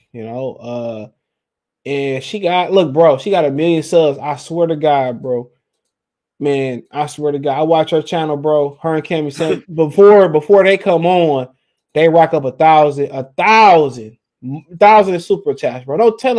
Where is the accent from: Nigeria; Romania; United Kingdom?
Nigeria; I'm not black. I'm Nigerian.